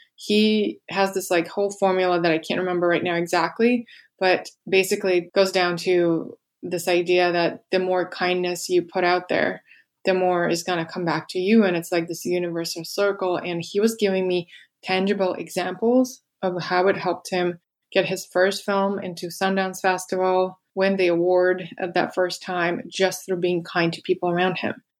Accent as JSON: {"language": "English", "region": "Moscow", "country": "Russia", "tie": "born or raised there", "moved": "yes", "said": "I grew up in Russia in Moscow, and I just never felt like I belonged there"}